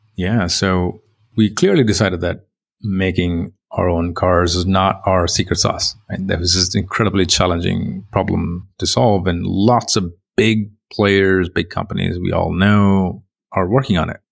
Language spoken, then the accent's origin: English; India; moved away as an adult; also born or lived in England; I come from India, you know, very, very lower middle class family, very tough environment. Did my bachelor's in computer engineering there